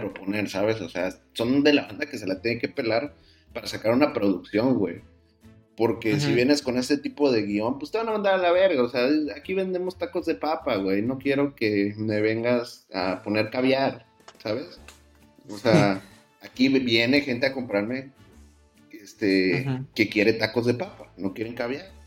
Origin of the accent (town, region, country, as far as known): Mexico